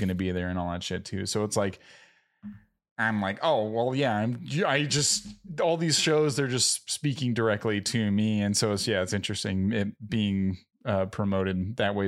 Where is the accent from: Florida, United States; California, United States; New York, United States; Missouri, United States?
California, United States; Southern; first language English; a couple SoCal surfer dudes